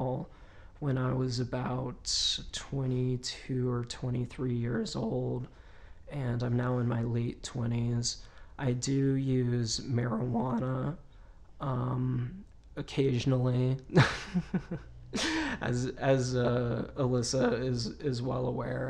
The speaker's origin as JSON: {"language": "English", "region": "Virginia", "country": "United States", "tie": "born or raised there", "said": "my home state, which is Virginia"}